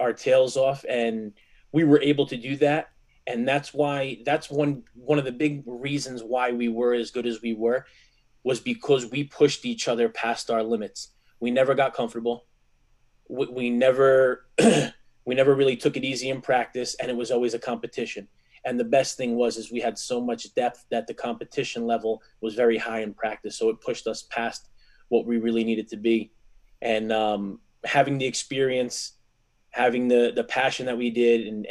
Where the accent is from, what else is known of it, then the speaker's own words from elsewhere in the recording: Garfield, New Jersey, United States; also born or lived in Lodi, New Jersey; I was from Garfield growing up, and I transferred to Lodi sophomore year in high school